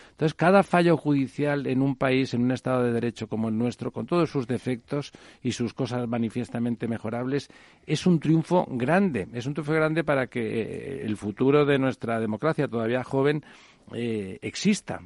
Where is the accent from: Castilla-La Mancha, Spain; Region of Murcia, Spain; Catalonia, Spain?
Catalonia, Spain; Barcelona; yo como barcelonés me alegro